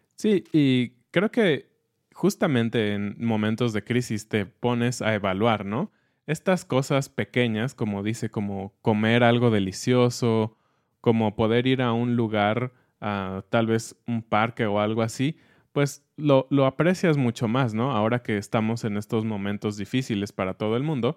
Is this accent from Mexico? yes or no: yes; Mexico; como mexicanos